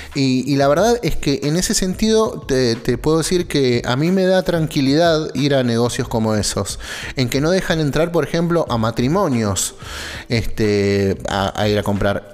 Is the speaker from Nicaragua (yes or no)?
no; Argentina; somos argentinos argentinos